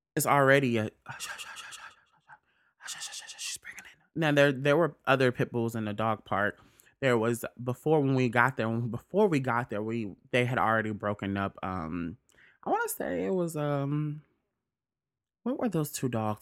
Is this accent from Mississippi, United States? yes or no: yes; Mississippi, United States; moved away; I'm from Mississippi